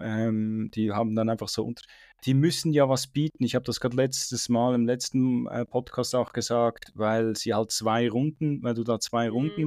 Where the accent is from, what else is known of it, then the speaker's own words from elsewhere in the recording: Switzerland; ich bin eigentlich aufgewachsen relativ in Flachen in der Schweiz